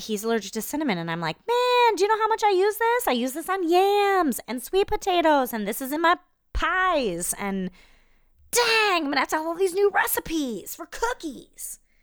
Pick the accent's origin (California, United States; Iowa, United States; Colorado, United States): Iowa, United States; I'm from Iowa